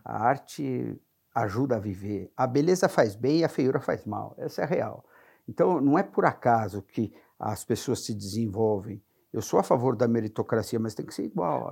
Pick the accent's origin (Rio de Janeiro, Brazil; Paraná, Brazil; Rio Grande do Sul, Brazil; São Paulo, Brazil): São Paulo, Brazil; also born or lived in Santana de Parnaíba; Sou natural de São Paulo